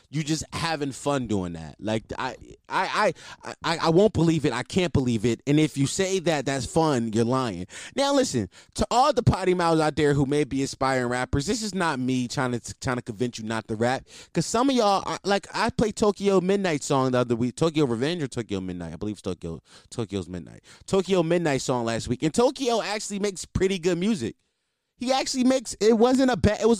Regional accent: East Coast, United States; Listen, I'm from the East Coast, by the way.

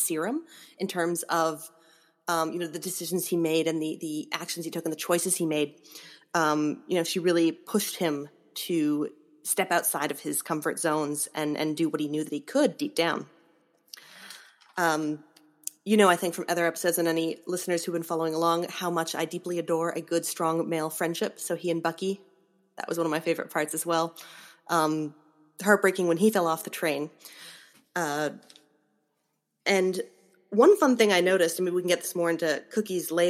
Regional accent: Canada; I'm the Canadian.

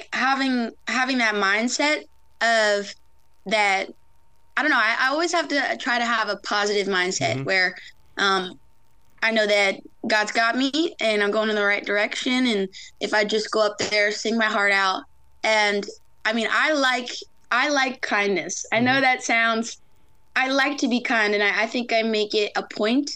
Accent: Galloway, New Jersey, United States; I thought I just lived in a small town, like, oh, Galloway. No, I love my hometown

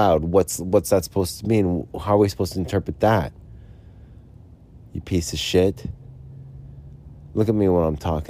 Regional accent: Utah, United States; Yeah, look, I'm from Utah here.

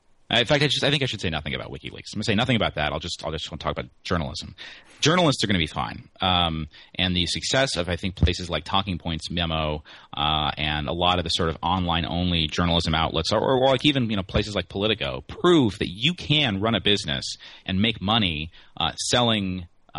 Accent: Pueblo, Colorado, United States; now in Washington, D.C., United States; the Pueblo Chieftain, the paper of my hometown

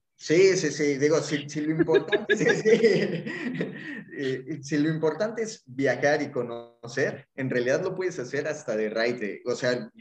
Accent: Mexico City, Mexico; moved away as an adult; now in Cancún, Mexico; soy mexicano, soy originario chilango, pero llevo ya 12 años viviendo en Cancún

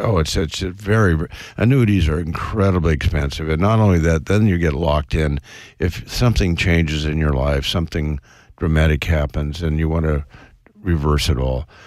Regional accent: West Coast, United States; I was brought up on the West Coast

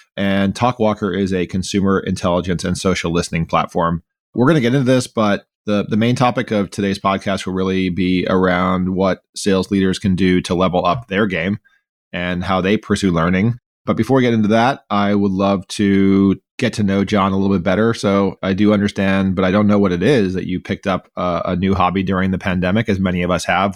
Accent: Miami, Florida, United States; I grew up in Miami, Florida

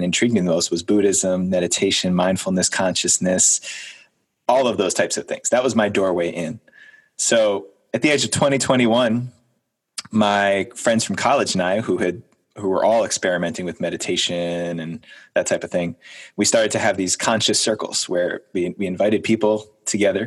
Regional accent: New Jersey, United States; I grew up in New Jersey, 7 miles as the crow flies from downtown Manhattan, New York City

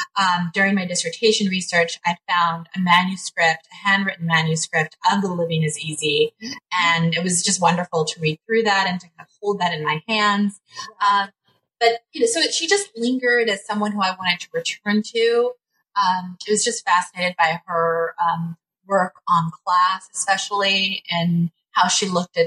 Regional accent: Los Angeles, California, United States; I was born and raised in Los Angeles, California. Mm-hmm. Lived there much of my early life with my family.

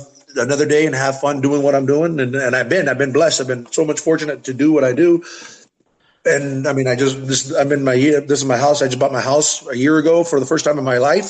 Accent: Sycuan Indian Reservation, California, United States; I'm from the Sapsquaw Indian Reservation, but we are Kumeyaay Indian

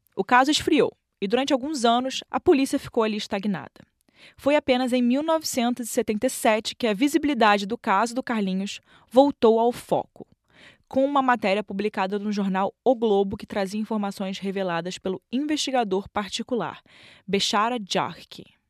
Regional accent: Rio de Janeiro, Brazil; Eu cresci é, na Tijuca, que é perto do Maracanã. Até minha adolescência eu morava no Maracanã.

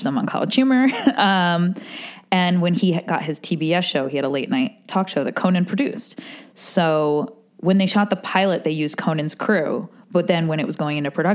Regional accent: New York, United States; I'm from New York

